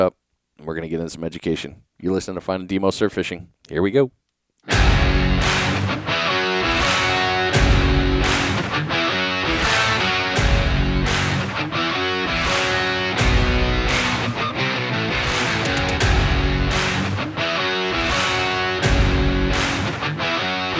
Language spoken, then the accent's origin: English; New England, United States; moved away; fellow New Englander